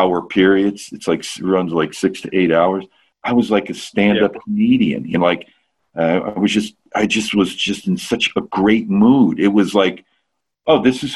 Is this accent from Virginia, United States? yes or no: no; New Jersey, United States; I'm from North Jersey